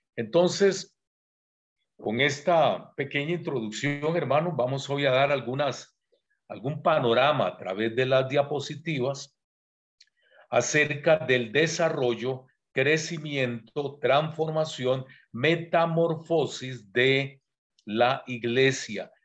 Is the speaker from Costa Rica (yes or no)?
yes; Costa Rica; also born or lived in San José, Costa Rica; Yo soy de Costa Rica, vivo en San José, que es la capital, pero vine a dar un congreso aquí en Colombia, Bogotá